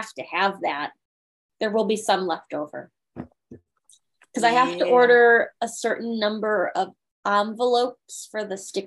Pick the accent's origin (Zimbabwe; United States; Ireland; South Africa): United States; Chicago suburbs / the Midwest, Illinois; moved away; growing up in the Midwest